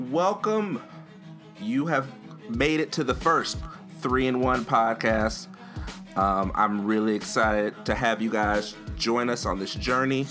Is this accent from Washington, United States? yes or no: no; New York, United States; moved away; also born or lived in New Jersey; I was born in New York and lived in New Jersey